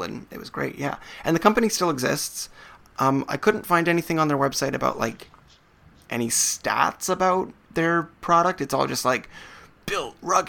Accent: Canada

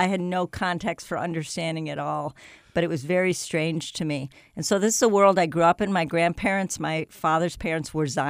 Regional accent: Chicago, Illinois, United States; And so to begin with, I grew up in Chicago area. I was one of four children, and I grew up in a Jewish home.

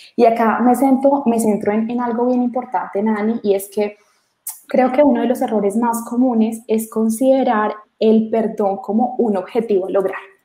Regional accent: Colombia

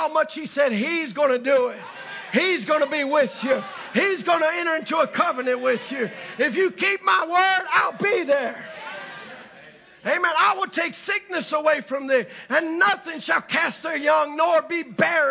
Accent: the South, United States; I'm from the South

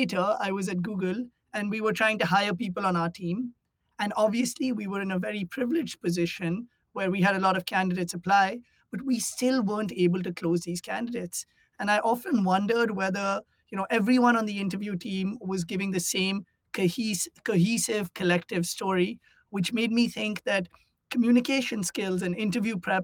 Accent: India; moved away as an adult; now in United States; I grew up in India and I came to the US for college.

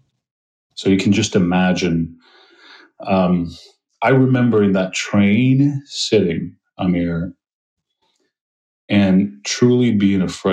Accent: Kosovo; moved away as an adult; I'm originally from Kosovo

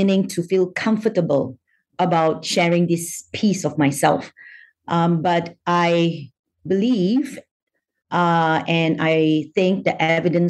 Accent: Malaysia; So I'm Malaysian by nationality. I was born in Malaysia, but my paternal great-grandfather came from China.

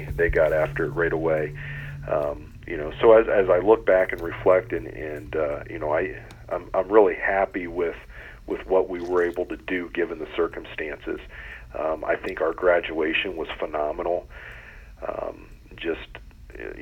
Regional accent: Loudonville, Ohio, United States; I'm originally from Loudonville, so about 45 minutes northeast of here.

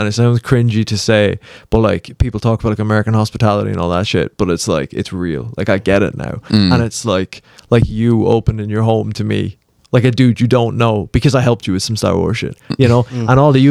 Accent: Ireland; I'm from Ireland, obviously.

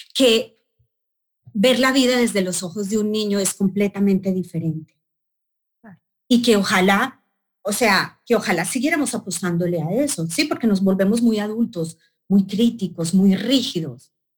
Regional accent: Colombia; moved away; en Bogotá, Colombia, en mi país

